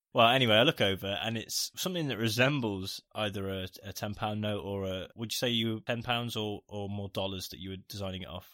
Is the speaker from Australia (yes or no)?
no; United Kingdom; we're British